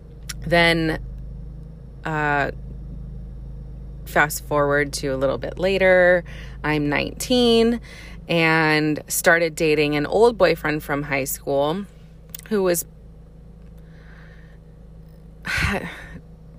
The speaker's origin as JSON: {"language": "English", "town": "Santa Clarita", "region": "California", "country": "United States", "tie": "born or raised there", "accent": "Valley", "said": "I grew up in Santa Clarita"}